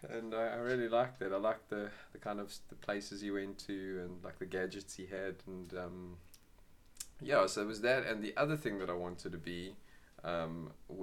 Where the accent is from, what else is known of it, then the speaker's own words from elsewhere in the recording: Johannesburg, Gauteng, South Africa; I grew up in Johannesburg in South Africa.